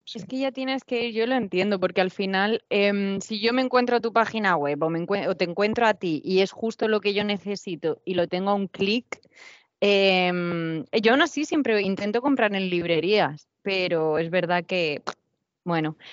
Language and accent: Spanish; Spain; moved away; also born or lived in Canada; voy a hacer primero un viaje por España en bicicleta, pues porque es mi cultura